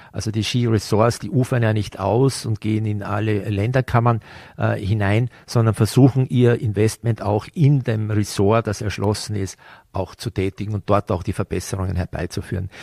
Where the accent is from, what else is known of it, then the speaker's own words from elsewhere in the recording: Vorarlberg, Austria; wenn wir hier aufgewachsen sind